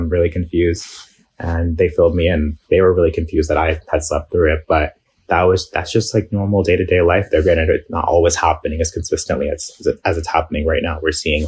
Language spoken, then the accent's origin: English; New York, United States; So I was actually born and raised in New York, out in Bay Ridge. It's a huge Muslim and Arab community.